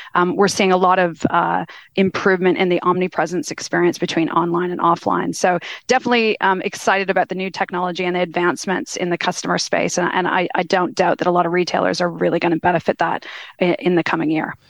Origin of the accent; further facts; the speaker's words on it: Canada; now in Australia; I always like to introduce myself as a Kanazi. So I'm a Canadian Australian now